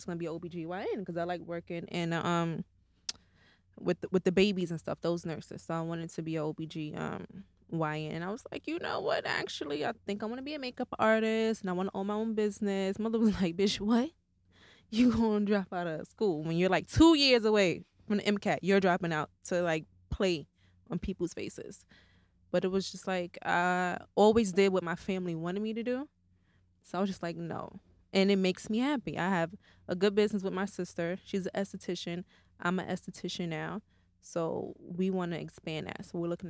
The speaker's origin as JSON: {"language": "English", "region": "the South", "country": "United States", "said": "No, we're from the South."}